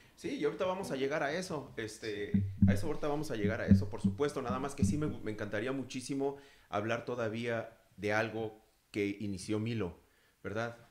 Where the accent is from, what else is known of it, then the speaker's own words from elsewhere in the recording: Mexico City, Mexico; now in United States; yo soy también de la Ciudad de México